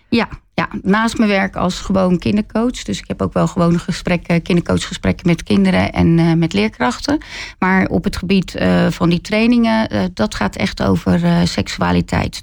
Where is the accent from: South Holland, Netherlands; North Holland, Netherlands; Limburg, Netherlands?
South Holland, Netherlands; Zevenhuizen; also born or lived in Rotterdam; Ik kom zelf uit Zevenhuizen. En eh, ik heb wel een tijd ook in Rotterdam gewoond. Ben weer teruggegaan naar Zevenhuizen. Dus eh, ja, echt eh, heel dorps opgevoed.